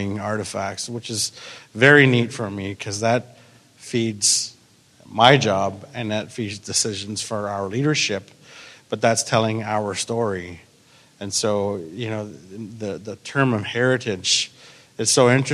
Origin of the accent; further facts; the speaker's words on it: Grey Bruce County, Ontario, Canada; growing up in Graham Bruce County, the history that I was taught